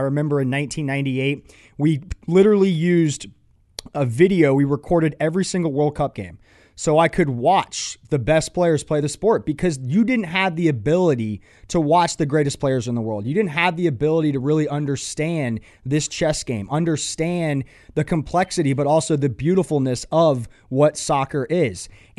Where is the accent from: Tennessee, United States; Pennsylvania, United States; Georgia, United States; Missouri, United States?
Georgia, United States; Atlanta; I grew up in Atlanta, and I grew up playing soccer.